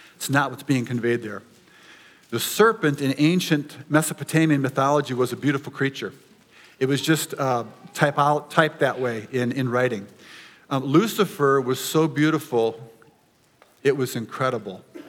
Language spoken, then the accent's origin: English; United States; as Americans and even as American Christians